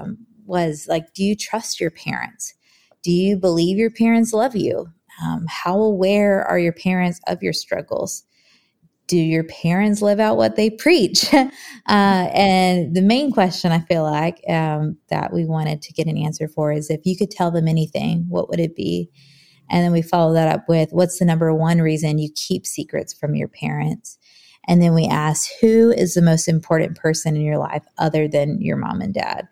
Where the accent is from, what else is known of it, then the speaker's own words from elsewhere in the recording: Hampton Roads, Virginia, United States; moved away as an adult; now in Nashville, United States; I'm originally from Virginia. So like the Hampton Roads area, born and raised there